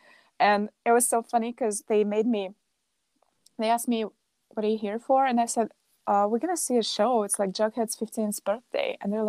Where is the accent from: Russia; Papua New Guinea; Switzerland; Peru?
Russia; now in Chicago, United States; So I hope we'll do more next time I go to Russia, or they can come here.